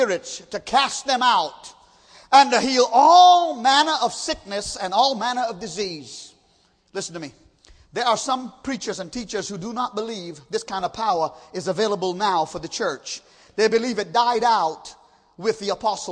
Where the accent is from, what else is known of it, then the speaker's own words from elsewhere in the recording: Trinidad & Tobago; moved away; I grew up in Trinidad